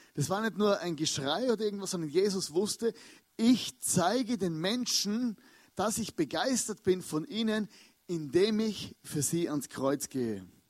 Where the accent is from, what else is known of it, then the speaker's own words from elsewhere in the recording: Austria; als Österreicher